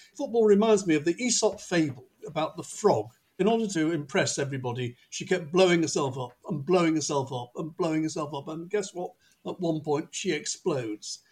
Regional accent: Manchester, North West England, United Kingdom; moved away as an adult; also born or lived in North London; now in London, United Kingdom; If people ask me where I come from, I would always say Manchester, even though, like John, I haven't lived there since I was 18 and went to university.

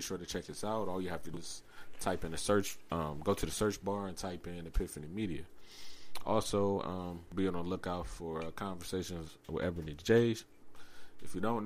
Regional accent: Cleveland, Ohio, United States; we're from Cleveland

